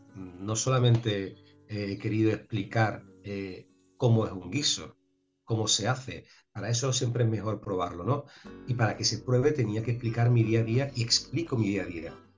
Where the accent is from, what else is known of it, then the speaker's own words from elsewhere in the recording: Sanlúcar de Barrameda, Andalusia, Spain; moved away as an adult; also born or lived in Seville / Madrid / Chicago / New York; puedo decir que como en San Lucas de Barrameda, al menos para mí y para muchísima gente, no se vive en ningún sitio